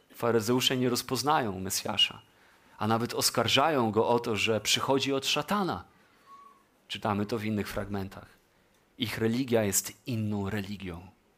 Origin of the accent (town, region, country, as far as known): Poland